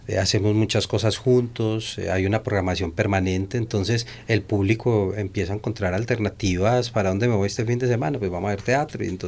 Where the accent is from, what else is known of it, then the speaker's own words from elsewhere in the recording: Bello, Antioquia, Colombia; Sí, nosotros nacimos en Niquía, básicamente, en ese barrio, y luego nos pasamos hacia el centro de Bello.